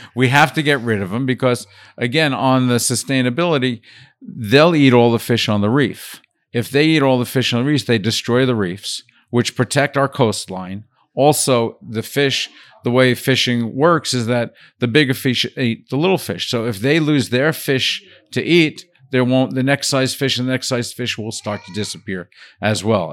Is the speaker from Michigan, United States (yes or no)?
no; Brooklyn, New York, United States; moved away as an adult; also born or lived in Paris; I grew up in Brooklyn and kind of loved